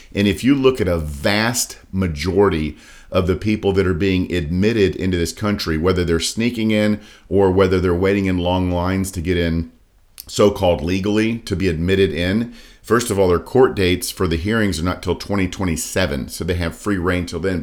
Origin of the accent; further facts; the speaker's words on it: Daytona Beach, Florida, United States; I grew up, born and raised in Daytona Beach